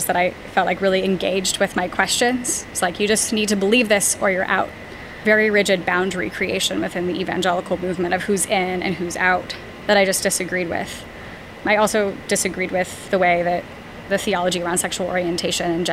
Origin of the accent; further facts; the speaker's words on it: East Bay area of California, United States; I was raised in the East Bay area of California